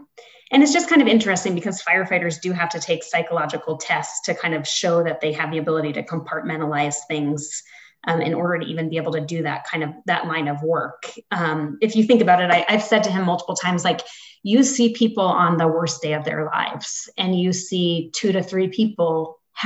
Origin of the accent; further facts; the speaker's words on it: East Coast, United States; now in Aurora, United States; I was from the East Coast